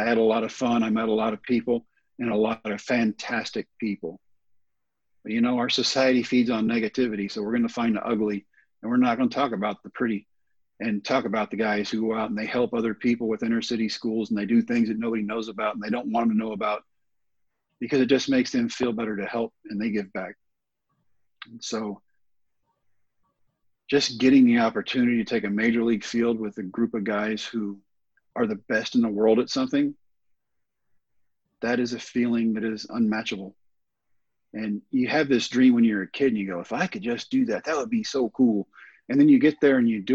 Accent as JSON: {"language": "English", "region": "Texas", "country": "United States", "said": "I'm in Texas. I'm in my home state at my favorite ballpark"}